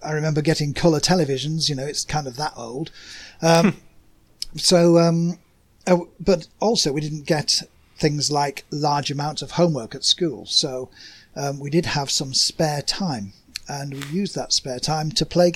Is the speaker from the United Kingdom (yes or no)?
yes; Yorkshire and the Humber, United Kingdom; accent: working class Yorkshire; I'm English. Obviously, you can tell that by the accent. I'm from a part of England called Yorkshire, which means that I pronounce all my vowels in a flat way.